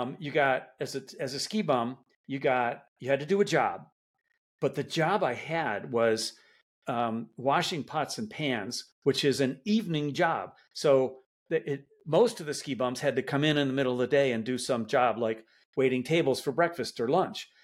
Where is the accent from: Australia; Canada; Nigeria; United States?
United States; Detroit, Michigan; I, I grew up in Detroit